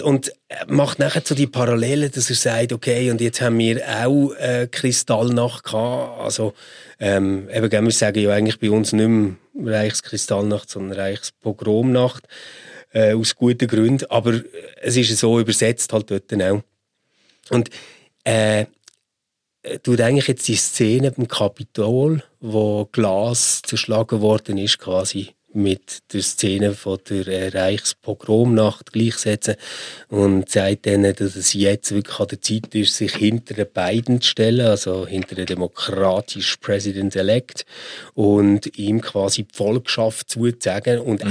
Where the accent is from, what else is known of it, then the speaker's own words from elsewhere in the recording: Switzerland; als Schweizer, als Europäer